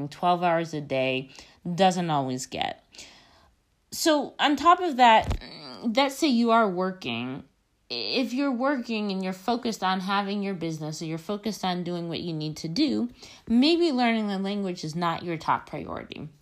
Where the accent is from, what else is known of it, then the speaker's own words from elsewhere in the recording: United States; moved away as an adult; now in Spain; I live in Spain. I'm not Spanish. I'm American. So I'm an immigrant.